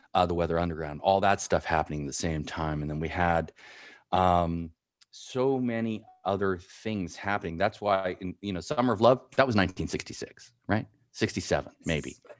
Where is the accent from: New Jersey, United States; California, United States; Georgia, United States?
California, United States; San Francisco; also born or lived in Marin County / East Bay / Big Horn, Wyoming; I grew up in San Francisco, in Marin County and the East Bay